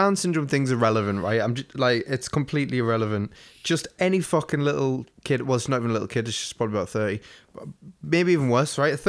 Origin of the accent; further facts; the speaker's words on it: England, United Kingdom; Yeah, but we're English and every house is old as fuck here.